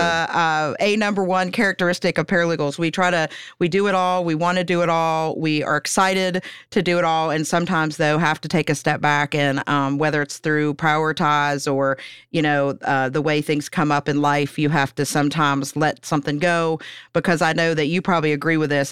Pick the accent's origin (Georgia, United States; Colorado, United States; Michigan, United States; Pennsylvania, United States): Pennsylvania, United States; moved away as an adult; now in Huntington, United States; I'm from Pennsylvania originally